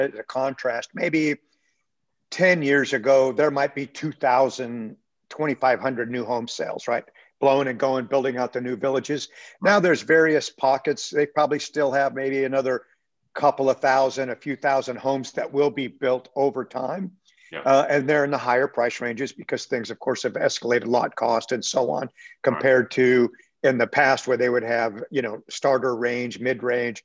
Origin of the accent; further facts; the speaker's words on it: San Diego, California, United States; moved away as an adult; also born or lived in Austin, Texas; now in The Woodlands, United States; So I grew up in San Diego, California. I was born and raised there